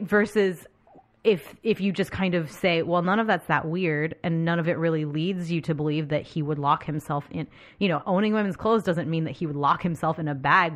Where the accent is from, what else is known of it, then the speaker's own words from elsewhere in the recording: United States; as an American